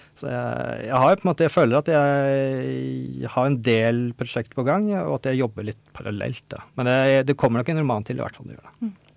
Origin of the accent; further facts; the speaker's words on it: Norway; also born or lived in Oslo; jeg flytta jo ut fra Oslo ut på bygda i barndommen da jeg var en, sånn, eh, ja, åtte år eller noe